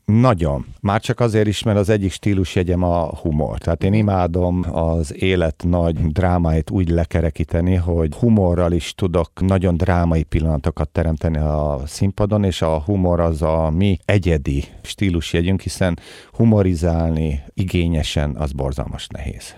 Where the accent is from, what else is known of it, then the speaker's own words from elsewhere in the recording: Hungary; mi, mint magyarok